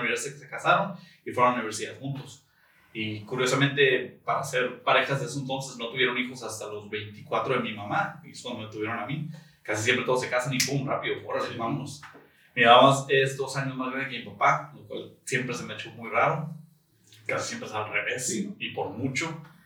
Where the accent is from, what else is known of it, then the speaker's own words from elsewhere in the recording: Tijuana, Baja California, Mexico; moved away as an adult; now in San Diego, United States; nací? en San Diego, eh, crecí en Tijuana, en playas de Tijuana